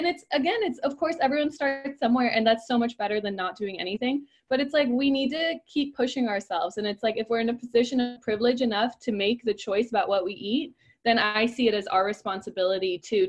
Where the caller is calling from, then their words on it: Copenhagen, Capital Region of Denmark, Denmark; English is a second language; I'm reporting from Copenhagen, Denmark.